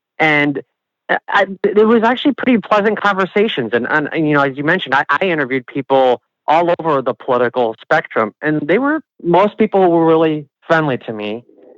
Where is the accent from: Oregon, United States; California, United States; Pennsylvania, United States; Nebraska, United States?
Nebraska, United States; people would, hear that I'm from Nebraska.